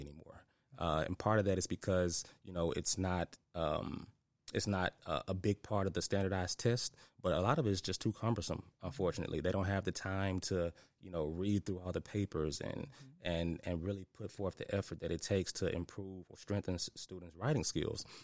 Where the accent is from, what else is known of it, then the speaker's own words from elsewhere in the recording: Memphis, Tennessee, United States; I'm from Memphis, so a product of the White Haven community.